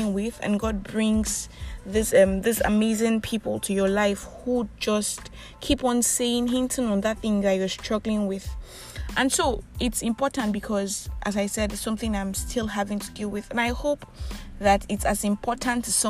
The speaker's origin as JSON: {"language": "English", "country": "Nigeria", "said": "I am that Nigerian Christian talkaholic"}